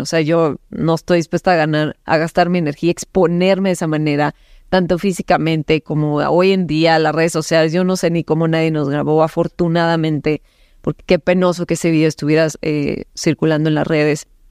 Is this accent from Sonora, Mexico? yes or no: yes; Cananea, Sonora, Mexico; nací en Cananea, Sonora